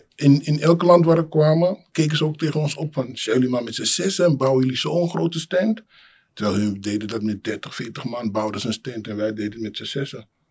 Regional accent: Amsterdam, North Holland, Netherlands; also born or lived in Suriname; geboren in Suriname, opgegroeid in Amsterdam Centrum.

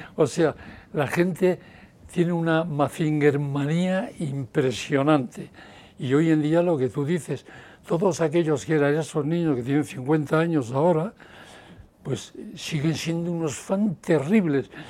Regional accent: Bilbao, Basque Country, Spain; soy de Bilbao

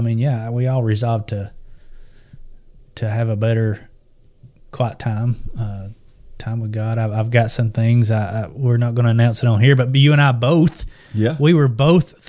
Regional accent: the South, United States; we're from the South, and we say what the letters say

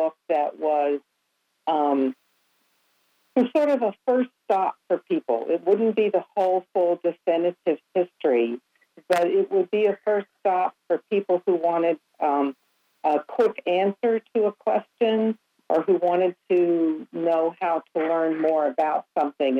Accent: the South, United States; now in North Carolina, United States; So I'm a Southerner by birth.

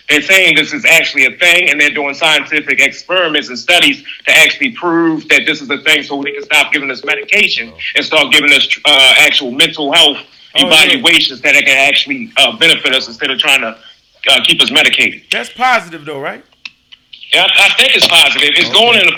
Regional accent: Baltimore, Maryland, United States; y'all already know I'm from Baltimore.

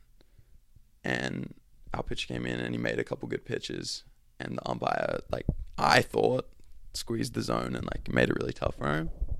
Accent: Australia; accent: Australian; moved away; my Australian accent

